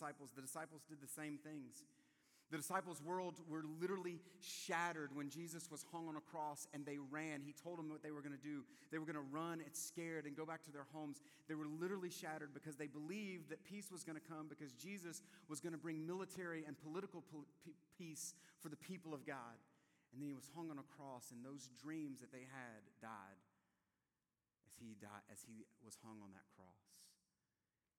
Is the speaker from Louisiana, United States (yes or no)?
yes; South Louisiana, United States; moved away; I'm from South Louisiana